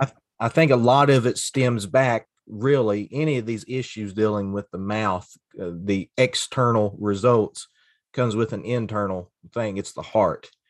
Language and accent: English; Floyd County, Kentucky, United States; moved away as an adult; also born or lived in Pikeville, Kentucky / Cincinnati, Ohio; now in Grundy, Virginia, United States; I grew up in Floyd County, Kentucky, which is the border county of Pike County, and grew up the, in the hollers of East